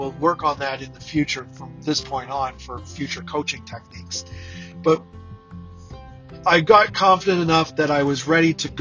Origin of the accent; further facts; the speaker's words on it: Canada; I'm Canadian